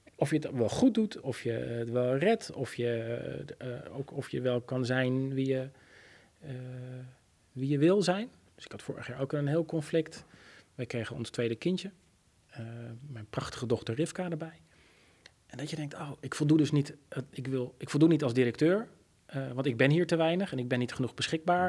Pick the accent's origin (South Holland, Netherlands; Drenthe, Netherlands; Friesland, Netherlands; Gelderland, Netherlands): South Holland, Netherlands; Oegstgeest; ik ben opgegroeid in Oesgeest